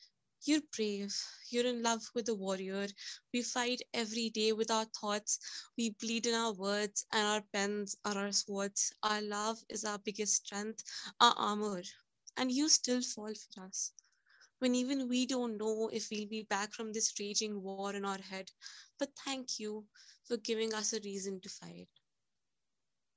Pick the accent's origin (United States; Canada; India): India; I'm from India